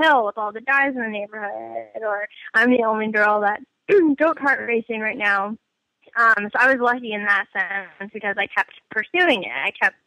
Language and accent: English; United States; being American